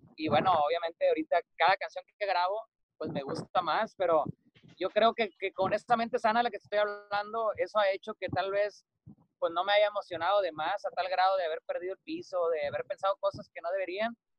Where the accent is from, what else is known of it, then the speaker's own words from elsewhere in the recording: Cadereyta Jiménez, Nuevo León, Mexico; moved away as an adult; now in Mazatlán, Mexico; Cadereyta Jiménez Nuevo León, que está como a 20 minutos de Monterrey. Y bueno, ahí crecí, prácticamente he vivido toda mi vida ahí hasta que me vine a Mazatlán